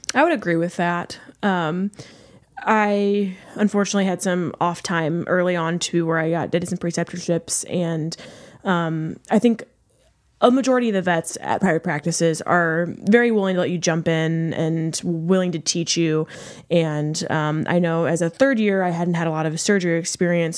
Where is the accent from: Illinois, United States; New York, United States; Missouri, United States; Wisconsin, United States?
Missouri, United States; St. Louis; I am from Saint Louis.